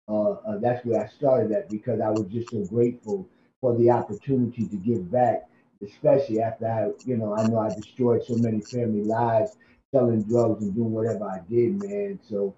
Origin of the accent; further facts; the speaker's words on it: New Haven, Connecticut, United States; I've been, born and raised in New Haven